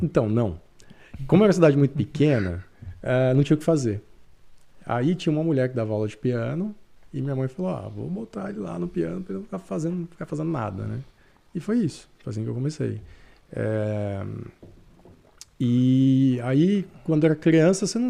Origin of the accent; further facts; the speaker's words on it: Jaci, São Paulo, Brazil; moved away as an adult; now in Canada; Eu sou de uma cidade do interior de São Paulo.